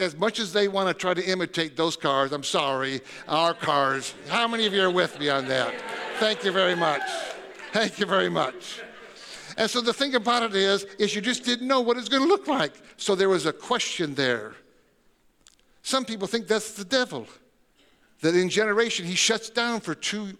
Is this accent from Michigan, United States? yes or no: yes; Tecumseh, Michigan, United States; I grew up in, like I said, Michigan, and I was in Tecumseh, Michigan